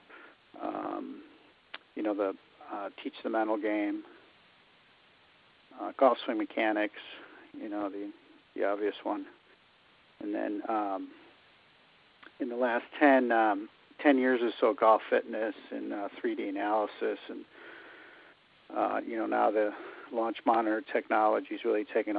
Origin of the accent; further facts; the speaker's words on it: Highland Park, Illinois, United States; moved away as an adult; also born or lived in Fairfield, Connecticut / East Coast; I grew up in Highland Park up in the North Shore.